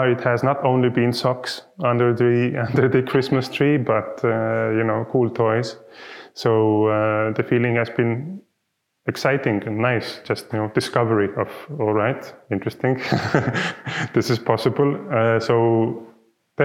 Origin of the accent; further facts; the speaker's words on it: Tartu, Tartu County, Estonia; I am from Tartu. This is the city we are sitting in right now